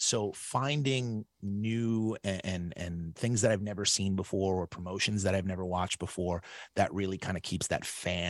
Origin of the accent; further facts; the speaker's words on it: Brooklyn, New York, United States; also born or lived in Staten Island; I was born and raised in Brooklyn, New York. So I went to Lafayette High School first, but I didn't really go, to be honest.